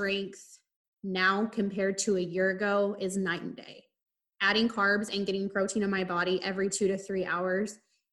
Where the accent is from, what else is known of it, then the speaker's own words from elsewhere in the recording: Midwest, United States; growing up in the Midwest